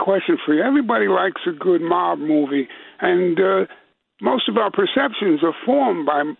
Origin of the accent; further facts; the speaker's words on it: New York City, New York, United States; Because I grew up in East Harlem